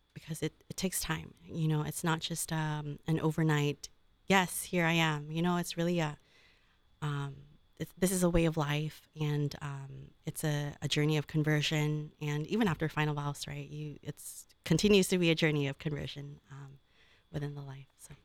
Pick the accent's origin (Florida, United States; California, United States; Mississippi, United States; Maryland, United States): California, United States; Oakland; now in Columbus, United States; I'm from Northern California, right, uh, Oakland Diocese